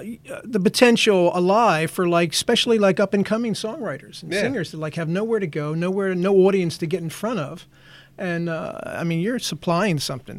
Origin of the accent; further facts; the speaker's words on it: New Jersey, United States; also born or lived in Philadelphia, Pennsylvania / Las Vegas, Nevada; I was born in Philadelphia. Oh, nice. Yeah. And then... I stayed most of the... I've lived in South Jersey most of my life.